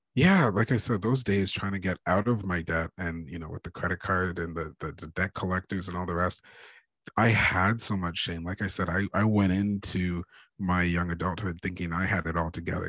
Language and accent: English; Ontario, Canada; I'm Canadian. I was born and raised in uh, in Ontario, uh, Ontario, Canada.